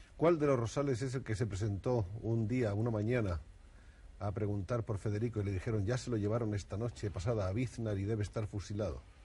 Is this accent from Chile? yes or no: no; Spain; uno como español